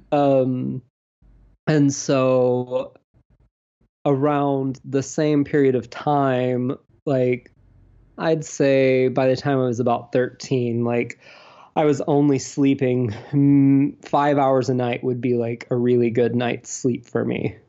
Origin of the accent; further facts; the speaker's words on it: Deep South, United States; also born or lived in Alabama / Georgia; I'm from the Deep South. Um, I grew up in Alabama and Georgia